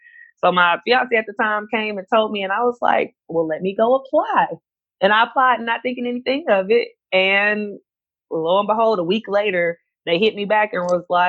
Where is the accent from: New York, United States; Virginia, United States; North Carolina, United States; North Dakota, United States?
North Carolina, United States; Gastonia; moved away as an adult; now in Abu Dhabi, United Arab Emirates; I am from Gastonia, North Carolina, a small town, 704